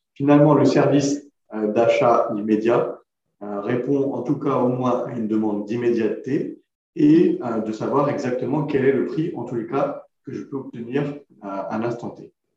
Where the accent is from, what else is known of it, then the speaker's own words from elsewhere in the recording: Creil, Hauts-de-France, France; J'ai grandi à Creil, dans l'Oise